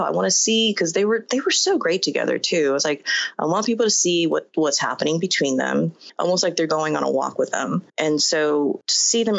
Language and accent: English; Inglewood, California, United States; also born or lived in Asia / Ladera Heights; when my family and I immigrated here from Asia, we settled in Ladera, and I went to school in Inglewood